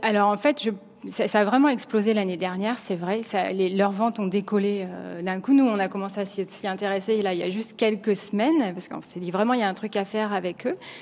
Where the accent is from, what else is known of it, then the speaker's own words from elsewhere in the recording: France; accent: French; now in New York, United States; notre accent français en anglais